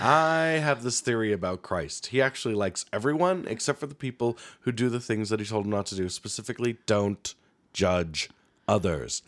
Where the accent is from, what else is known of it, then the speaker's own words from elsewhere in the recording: Helena, Montana, United States; moved away; growing up in Helena, you're always around the political machines that are in the state